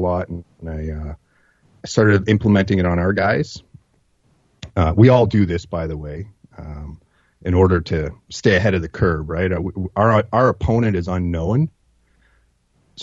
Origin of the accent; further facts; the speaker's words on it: Northern Ontario, Canada; I grew up in Northern Ontario